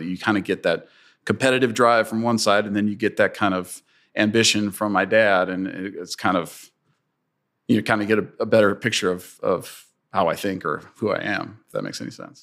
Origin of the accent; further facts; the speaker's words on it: St. Louis, Missouri, United States; I'm, I'm a St. Louis and I grew up in St. Louis